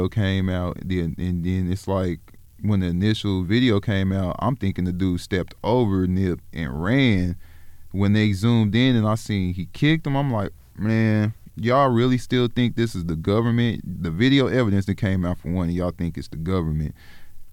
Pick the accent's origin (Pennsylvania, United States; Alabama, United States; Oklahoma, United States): Oklahoma, United States; also born or lived in South Central Los Angeles, California; I was raised in Oklahoma